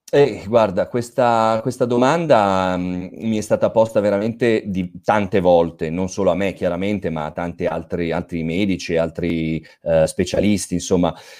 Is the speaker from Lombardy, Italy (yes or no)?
yes; Milan, Lombardy, Italy; also born or lived in Province of Asti, Piedmont; Io ho origini piemontesi, eh, dell'Astigiano per l'esattezza, quindi un po' non proprio dove, de, delle tue zone, però sono di Milano, io vivo e lavoro a Milano